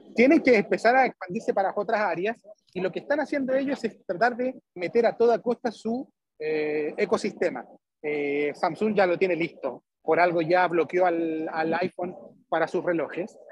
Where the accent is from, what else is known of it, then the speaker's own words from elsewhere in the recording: Chile; soy el único de Chile